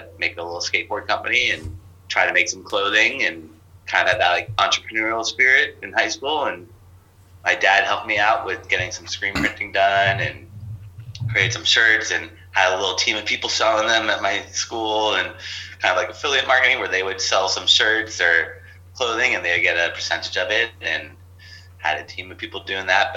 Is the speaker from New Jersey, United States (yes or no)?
no; Los Angeles, California, United States; also born or lived in Torrance, California; grew up in San Pedro, which is next to Long Beach, California